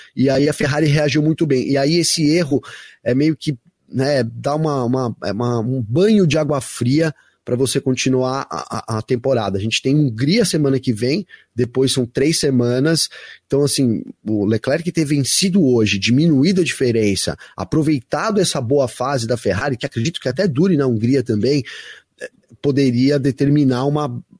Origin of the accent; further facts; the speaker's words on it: Brazil; minha família é italiana, eu sou bra bem brasileiro